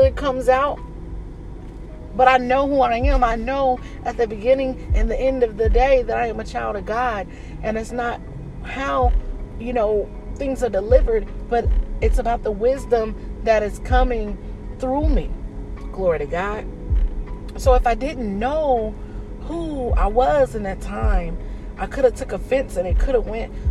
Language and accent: English; Indianapolis, Indiana, United States; moved away as an adult; also born or lived in Dayton, Ohio; I was born in Dayton, Ohio, but I was raised in Indianapolis, Indiana, up until like the age of about 18